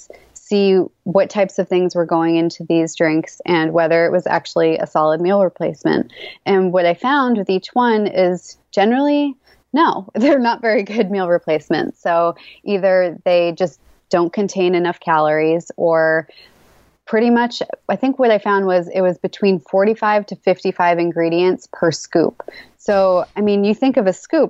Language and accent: English; Massachusetts, United States; born and raised in Massachusetts